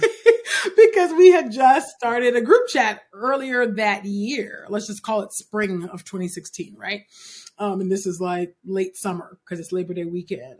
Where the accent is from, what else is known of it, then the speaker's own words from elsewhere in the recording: California, United States; being born and raised in California